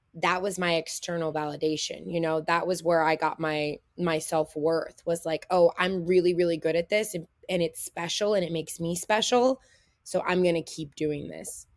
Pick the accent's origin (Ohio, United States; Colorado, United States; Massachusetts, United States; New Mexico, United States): Ohio, United States; Middletown; I grew up in Middletown, Ohio. Um, it's a pretty small town, um, in between Cincinnati and Dayton